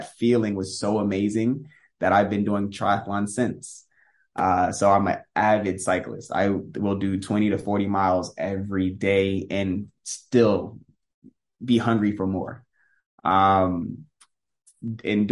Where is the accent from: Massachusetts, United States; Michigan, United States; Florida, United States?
Florida, United States; Tampa; I was born and raised in Tampa, Florida.